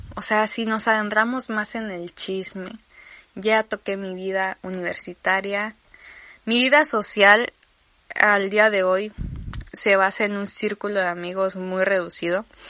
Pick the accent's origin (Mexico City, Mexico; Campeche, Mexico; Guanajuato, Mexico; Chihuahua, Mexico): Campeche, Mexico; accent: campechano; tengo que resetear mi acento a campechano.